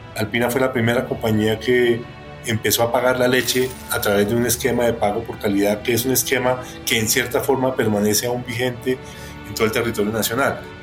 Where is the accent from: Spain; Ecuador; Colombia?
Colombia; somos colombianos